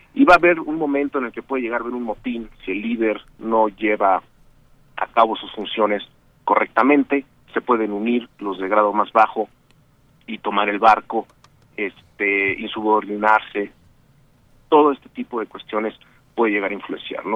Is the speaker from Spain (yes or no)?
no; Mexico; somos dos mexicanos que estamos involucrados en el Centro de Control de Misión